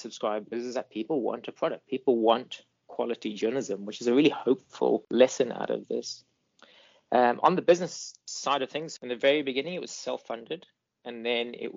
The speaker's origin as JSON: {"language": "English", "country": "Botswana", "tie": "born or raised there", "also_born_or_lived": "Eswatini / Limpopo, South Africa", "moved": "yes", "lives_now": "South Africa", "said": "Then I did most of my growing up in Botswana and then in the Limpopo province of South Africa."}